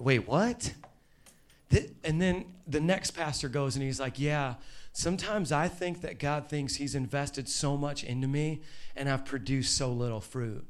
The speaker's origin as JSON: {"language": "English", "region": "Indiana", "country": "United States", "said": "now I'm from Indiana"}